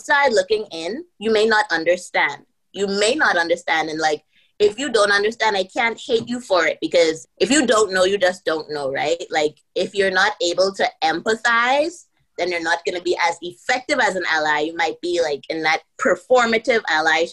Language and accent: English; Bahamas; moved away as an adult; also born or lived in United States; I'm from the Bahamas